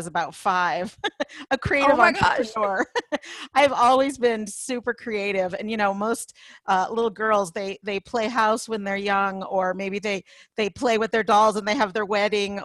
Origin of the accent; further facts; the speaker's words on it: Los Angeles, California, United States; moved away as an adult; now in Colorado, United States; I grew up in Los Angeles